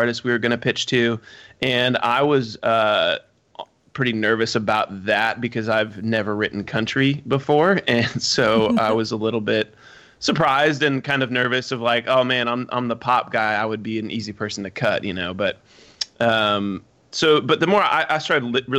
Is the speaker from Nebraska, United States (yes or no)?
yes; Omaha, Nebraska, United States; when they asked me where I was from, I said Omaha